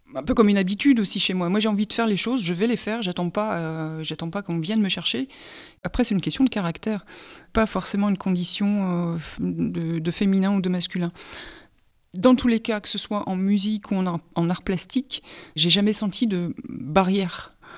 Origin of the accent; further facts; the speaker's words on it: Hénin-Beaumont, Hauts-de-France, France; also born or lived in Courrières; je suis du bassin minier, j'habite à inin beaumont je suis née à Courrières. J'ai fait toute ma scolarité euh, à Hénin-Beaumont.